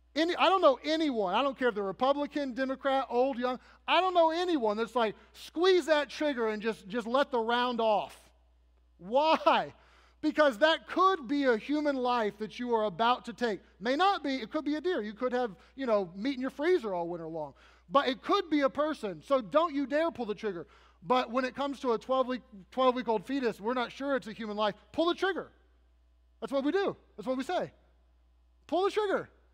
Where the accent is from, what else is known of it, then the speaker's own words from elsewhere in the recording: United States; I am an American